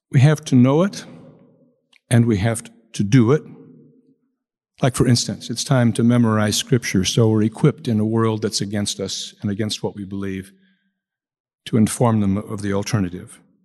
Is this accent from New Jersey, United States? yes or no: no; Chicago, Illinois, United States; I come from Chicago. In Chicago, we use the Irish word wake